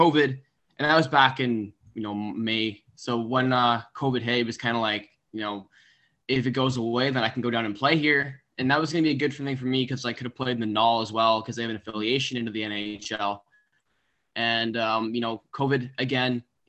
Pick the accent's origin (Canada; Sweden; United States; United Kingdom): Canada; we're all Canadian